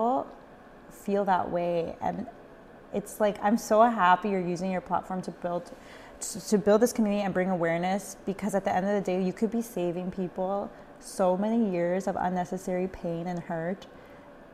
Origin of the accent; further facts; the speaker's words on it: El Salvador; I'm from El Salvador, but I married a Guatemalan.